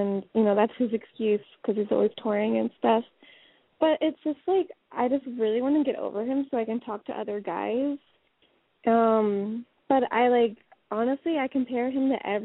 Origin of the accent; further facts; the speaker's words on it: Portland, United States; I'm from Portland, and I'm 21